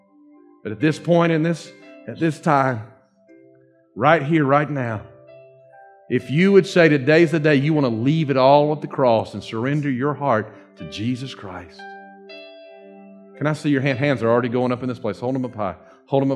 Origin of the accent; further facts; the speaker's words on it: Dawsonville, Georgia, United States; accent: Dawsonville; my Dawsonville accent